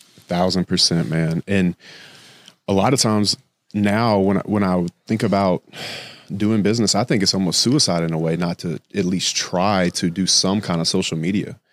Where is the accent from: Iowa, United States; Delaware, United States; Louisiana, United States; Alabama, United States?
Louisiana, United States; moved away as an adult; now in Miami, United States; Growing up in Louisiana